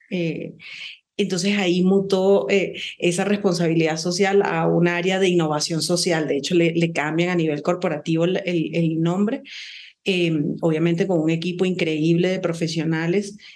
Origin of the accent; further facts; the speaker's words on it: Venezuela; now in Ecuador; yo soy venezolana